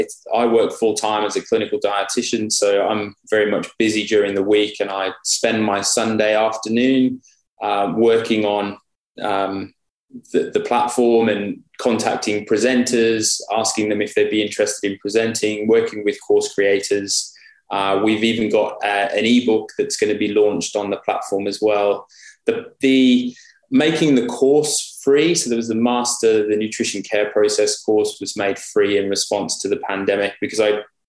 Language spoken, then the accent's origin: English; United Kingdom; moved away as an adult; now in Australia; I still see myself as a Brit living in Australia.